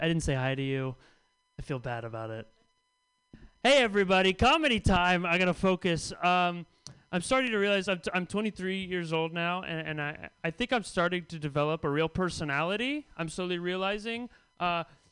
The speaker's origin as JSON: {"language": "English", "area": "Bay Area", "region": "California", "country": "United States", "tie": "born or raised there", "said": "I grew up in the Bay Area"}